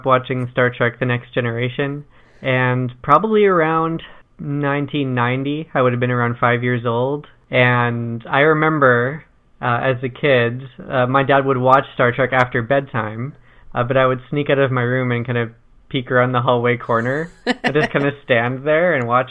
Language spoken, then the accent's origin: English; Canmore, Alberta, Canada; also born or lived in Niverville, Manitoba; when I was 13, we moved to Canmore, Alberta. And that's where I kind of grew up. That's where I mostly say I'm from, is Canmore